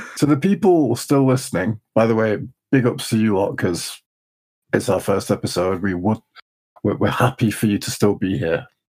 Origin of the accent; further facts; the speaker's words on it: Leeds, Yorkshire and the Humber, United Kingdom; We're from Leeds